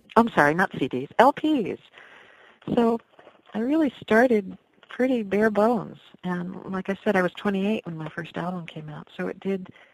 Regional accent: Eastchester, New York, United States; also born or lived in Iowa City, Iowa; now in Pine Plains, United States; I grew up in East Chester, New York

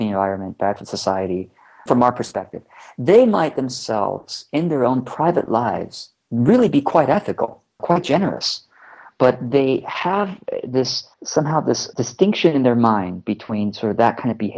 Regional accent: Orange County, California, United States; also born or lived in Taiwan; we immigrated from Taiwan to Orange County, California, so Southern California. So that was my first exposure to America

